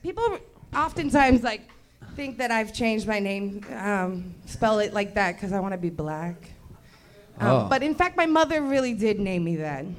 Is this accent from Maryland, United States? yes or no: no; Brooklyn, New York, United States; I'm from Brooklyn. We just do things differently there.